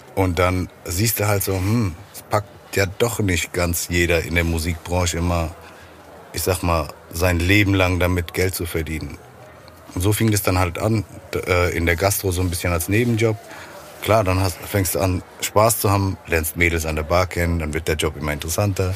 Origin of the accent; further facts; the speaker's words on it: Frankfurt, Hesse, Germany; Frankfurt ist meine Heimatstadt, da bleibe ich ja auch